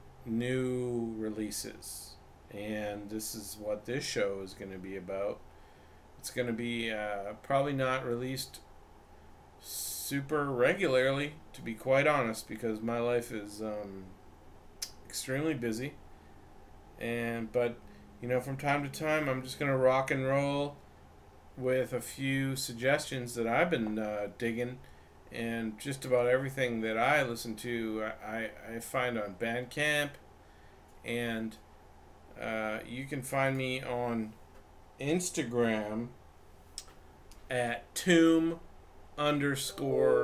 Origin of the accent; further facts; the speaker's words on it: Vancouver, British Columbia, Canada; moved away as an adult; now in Los Angeles, United States; I'm from Vancouver, Canada. Originally, I lived in, and now I'm in Los Angeles